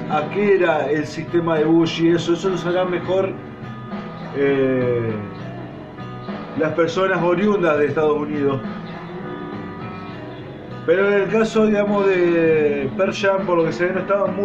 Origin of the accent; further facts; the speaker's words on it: Argentina; Sé que no todos son yanqui, pero bueno, es como que a nosotros nos digan que todos somos porteños.